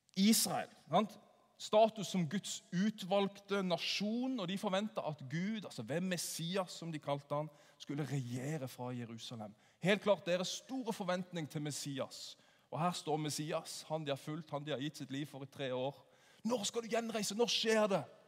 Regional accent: Sørlandet, Norway; Jeg er jo sørlending, så jeg sier 'åssen går det?'

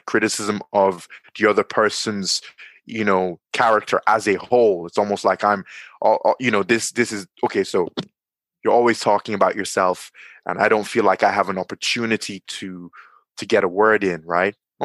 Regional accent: Nigeria; now in Dublin, Ireland; I'm in Dublin, Ireland, but I'm from Nigeria

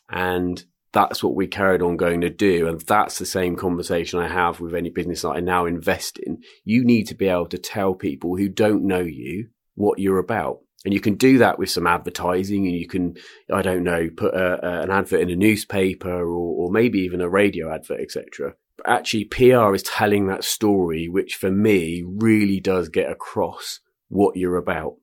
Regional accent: Swindon, South West England, United Kingdom; I'm, uh, born and bred in Swindon, Wiltshire

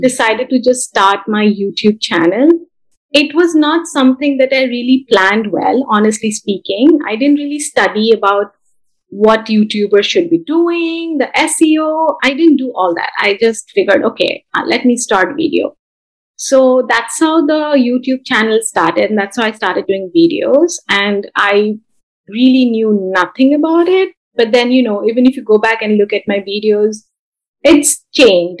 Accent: India; moved away as an adult; now in Bay Area, California, United States; I was born and brought up in India, then I moved to US about 11 years back once I got married.

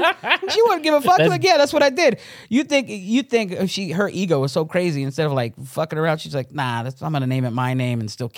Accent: Stockton, California, United States; moved away; yeah, from Stockton. Yeah, that's where I grew up, man.

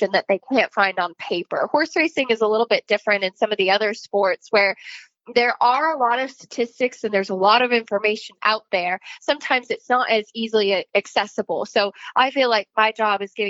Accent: Connecticut, United States; I grew up in Connecticut.

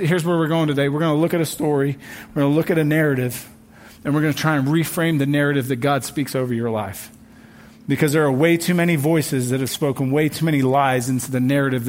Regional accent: England, United Kingdom; now in United States; My home country, England

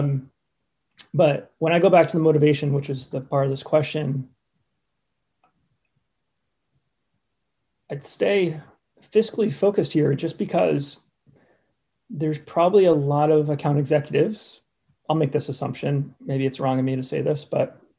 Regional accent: Cape Cod, Massachusetts, United States; now in Poland; Cape Cod.

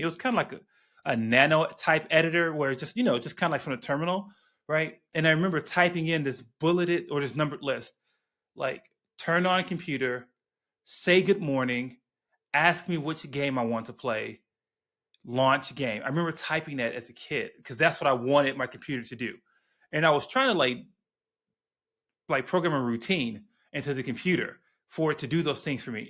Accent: Chicago, Illinois, United States; I grew up on the South Side

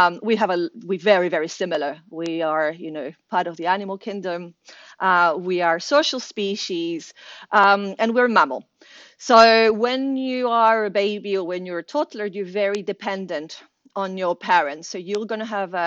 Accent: Venezuela; moved away; I'm originally from Venezuela

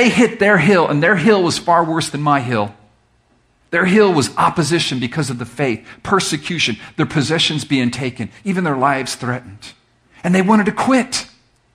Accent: Miami, Florida, United States; I'm from Miami where there's no hills.

